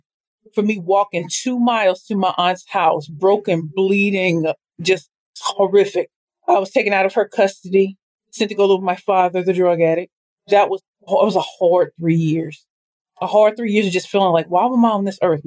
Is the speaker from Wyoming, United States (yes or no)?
no; St. Louis, Missouri, United States; I am from St. Louis, Missouri.